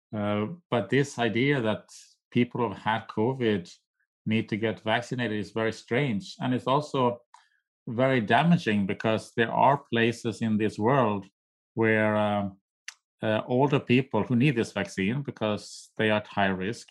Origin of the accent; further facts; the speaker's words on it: Sweden; now in United States; I'm from Sweden, I'm a nati, my native country